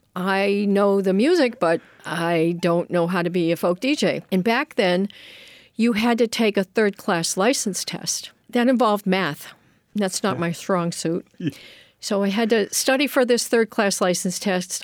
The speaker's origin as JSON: {"language": "English", "town": "Boston", "region": "Massachusetts", "country": "United States", "tie": "born or raised there", "also_born_or_lived": "Hiltons, Virginia / Worcester, Massachusetts", "moved": "yes", "said": "So I was raised in Boston"}